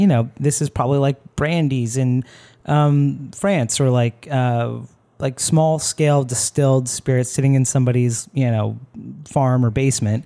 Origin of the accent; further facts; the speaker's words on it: Florida, United States; I'm from Florida